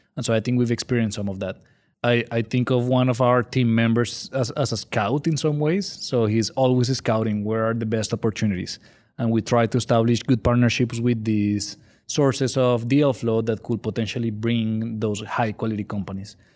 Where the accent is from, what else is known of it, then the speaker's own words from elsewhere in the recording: Colombia; English is a second language; moved away as an adult; now in San Antonio, United States; I'm originally from Colombia, in case you're wondering where my accent is from. So, I was born and raised there